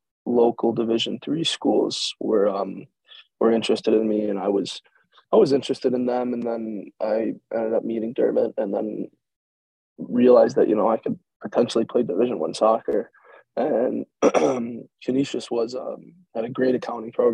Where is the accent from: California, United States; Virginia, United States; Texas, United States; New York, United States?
New York, United States; Buffalo; I'm from Buffalo